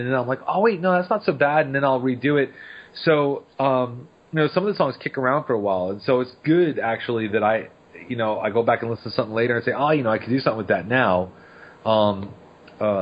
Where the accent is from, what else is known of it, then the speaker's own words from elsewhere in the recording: Long Island, New York, United States; now in New Orleans, United States; I grew up on Long Island, New York